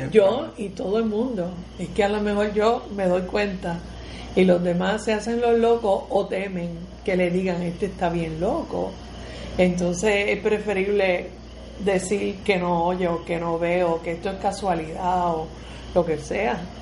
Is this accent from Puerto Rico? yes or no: yes; Puerto Rico; cómo somos los puertorriqueños